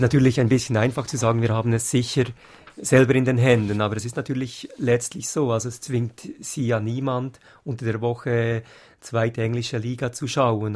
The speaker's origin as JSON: {"language": "German", "country": "Switzerland", "said": "als Schweizer"}